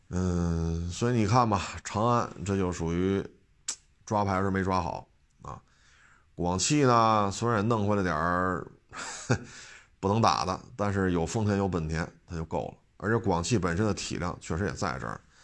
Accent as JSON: {"language": "Chinese", "region": "Beijing", "country": "China", "tie": "born or raised there", "said": "我生在北京，长在北京"}